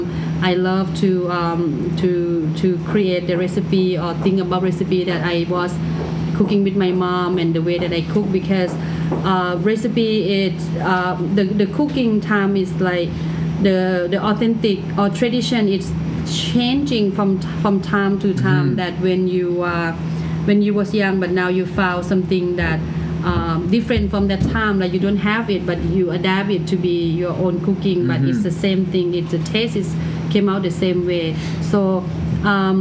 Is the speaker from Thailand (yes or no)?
yes; Thailand; English is a second language; moved away as an adult; now in Toronto, Canada; culture that I grew up in Thailand